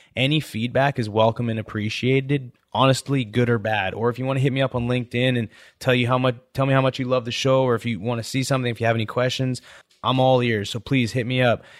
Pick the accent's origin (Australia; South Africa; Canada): Canada; moved away as an adult; now in United States; growing up in Canada, my goal was to, like, growing up in high school, I always wanted to play football in the States.